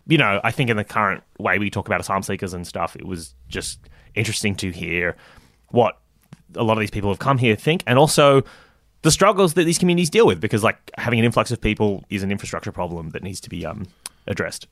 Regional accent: Sydney, New South Wales, Australia; I grew up basically in Sydney

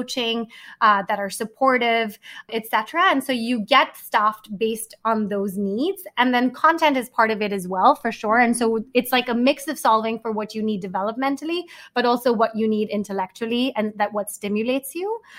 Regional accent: Mumbai, Maharashtra, India; also born or lived in Manhattan, New York; now in New York, United States; I grew up in Bombay. I moved to Manhattan.

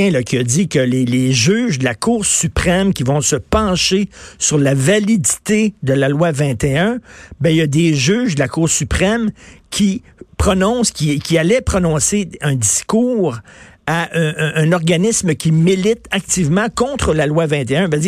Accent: Canada; Je suis Canadien.

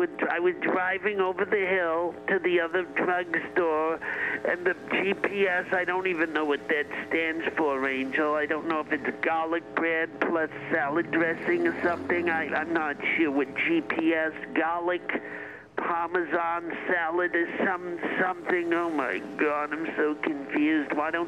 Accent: Rochester, New York, United States; I'm an old lady. I'm 85. I'm from Rochester, New York.

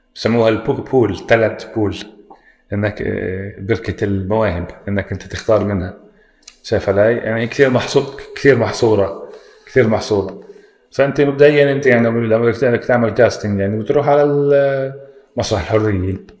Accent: Palestine; عندنا بفلسطين

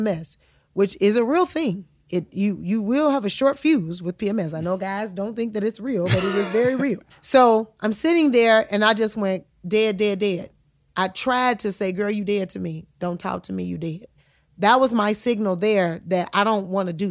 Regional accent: Chicago, Illinois, United States; I'm from Chicago

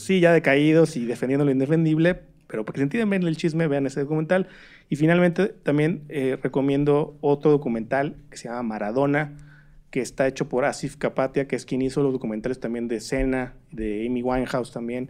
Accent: Torreón, Coahuila, Mexico; yo soy de Torreón

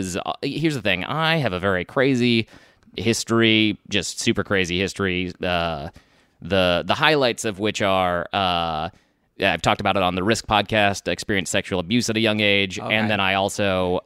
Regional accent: Alexandria, Virginia, United States; also born or lived in Texas; now in New York, United States; I was born in Texas. I grew up in the D.C. area, Virginia, and in Alexandria.

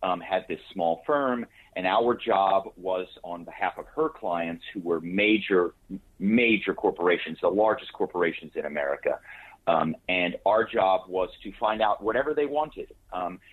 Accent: Philadelphia, Pennsylvania, United States; moved away as an adult; also born or lived in New York / Malibu; I grew up on the East Coast in Philadelphia

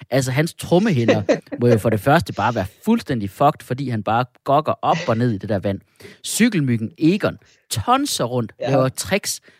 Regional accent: Skanderborg, Central Denmark Region, Denmark; Jeg er jo fra, jeg er fra Skanderborg.

